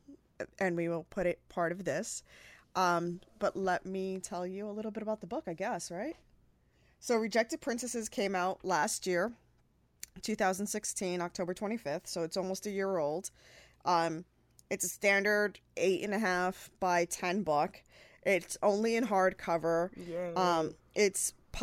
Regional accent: New York, United States; also born or lived in Puerto Rico; I was born in New York, born and raised between Puerto Rico and New

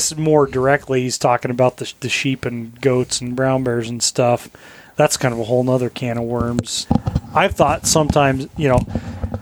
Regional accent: Colorado, United States; moved away as an adult; now in Alaska, United States; I grew up in Colorado

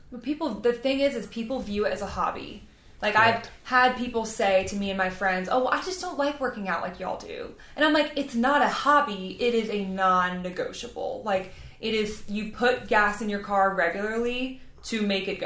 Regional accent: twenty minutes from New Orleans, Louisiana, United States; I am not from there. I am from Louisiana

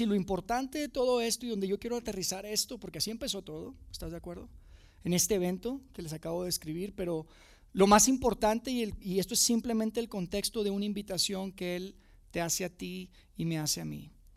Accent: Monterrey, Nuevo León, Mexico; moved away as an adult; now in Mexico City, Mexico; yo no soy de Ciudad de México, me mudé con mi familia a Ciudad de México hace, hace algunos años y, pues, yo crecí en Monterrey, yo vivía, viví toda mi vida en Monterrey

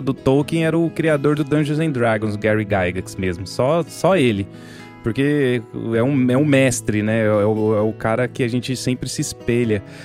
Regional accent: Minas Gerais, Brazil; now in São Paulo, Brazil; A gente foi criado em Minas, eu e o Daniel

